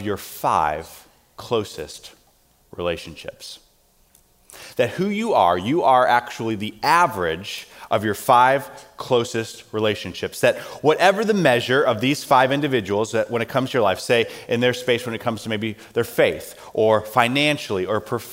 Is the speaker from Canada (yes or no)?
no; South Carolina, United States; growing up in South Carolina